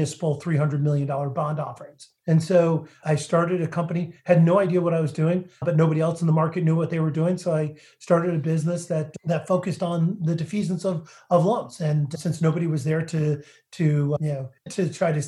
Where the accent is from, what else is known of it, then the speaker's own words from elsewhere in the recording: New Hampshire, United States; I grew up in New Hampshire, part of a real estate family